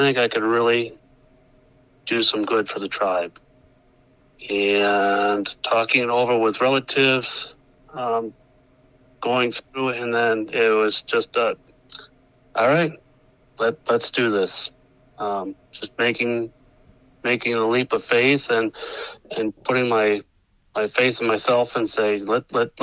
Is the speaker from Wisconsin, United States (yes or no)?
yes; Milton, Wisconsin, United States; also born or lived in La Crosse, Wisconsin / Rice Lake, Wisconsin; I was born in La Crosse and was adopted at birth, and I grew up in a little town called Milton, Wisconsin, just outside of Janesville.